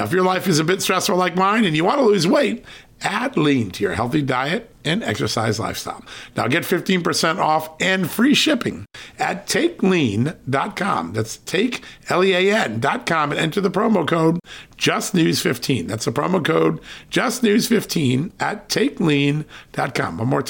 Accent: Virginia, United States; Joining us right now from my home state, the great state of Virginia, Congressman Ben Cline.

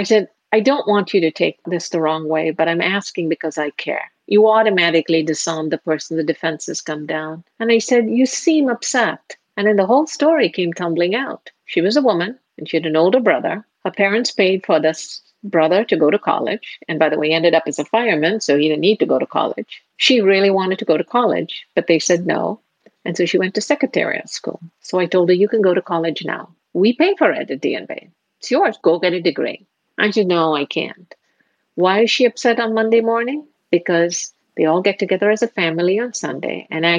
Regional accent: India; moved away as an adult; now in United States; Marriage brought me to the U.S. And since I'm from India, a marriage was arranged.

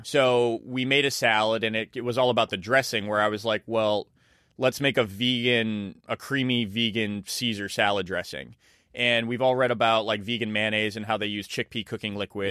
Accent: Leominster, Massachusetts, United States; a Chinese American restaurant I grew up with, like, as a kid in Leominster, Massachusetts

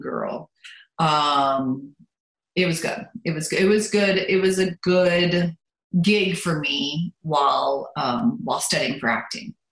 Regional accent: Lancaster, Pennsylvania, United States; first language German; English is a second language; also born or lived in Baltimore, Maryland / Germany; I grew up in Lancaster. I was born in Baltimore, Maryland

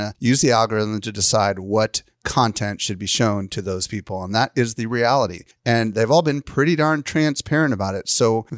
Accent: Midwest, United States; Free is like, I don't know, I grew up in the Midwest and we had these little light zappers, you know, and the bugs would fly towards it.

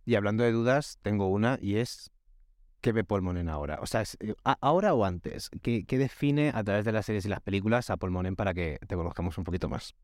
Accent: Almería, Andalusia, Spain; yo soy un actor millennial de Almería

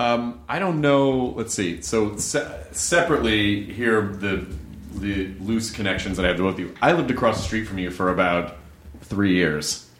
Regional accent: Miami, Florida, United States; moved away; I grew up in Miami.

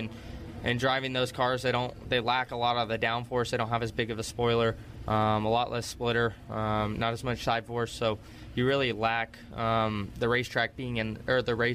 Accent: Las Vegas, Nevada, United States; I grew up in Las Vegas

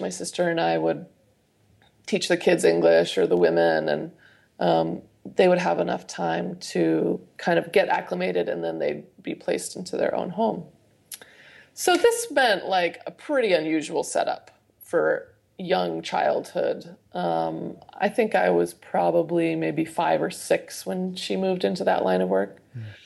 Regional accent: Idaho, United States; growing up in Idaho

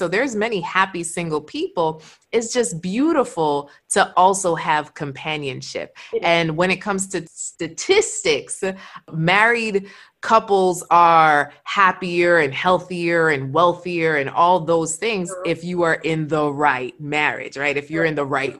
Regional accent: Jamaica; I'm Jamaican

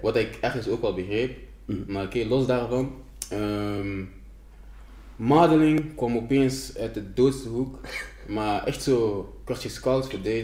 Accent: Ghana; ik ben van Ghana

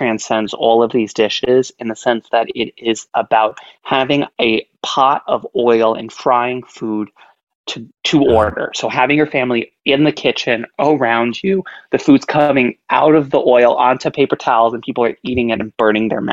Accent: New York, United States; Growing up in New York in a very Jewish household, in a very Jewish community

